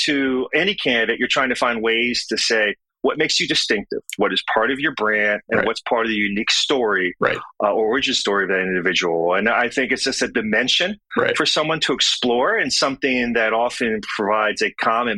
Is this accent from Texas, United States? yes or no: no; Southern Maryland, United States; I grew up in a small tobacco farming community in Southern Maryland